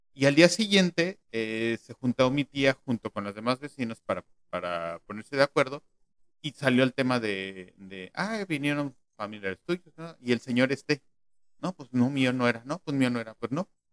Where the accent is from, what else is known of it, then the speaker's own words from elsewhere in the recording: Mexico City, Mexico; yo nací en la Ciudad de México